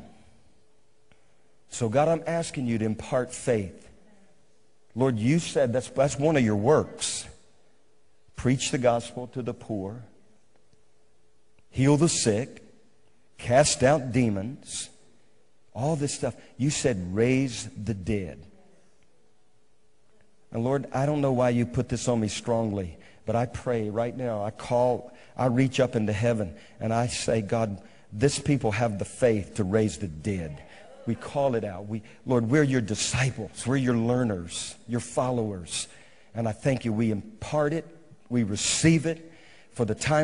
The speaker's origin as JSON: {"language": "English", "town": "Bogalusa", "region": "Louisiana", "country": "United States", "moved": "yes", "lives_now": "Moravian Falls, United States", "said": "I'm from Bogalusa"}